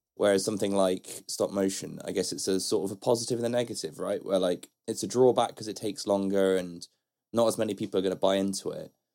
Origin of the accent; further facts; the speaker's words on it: Bristol, South West England, United Kingdom; Bristol, that's my hometown, and where I grew up